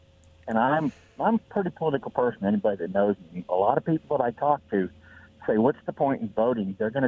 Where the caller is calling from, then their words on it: Benton City, Washington, United States; Benton City.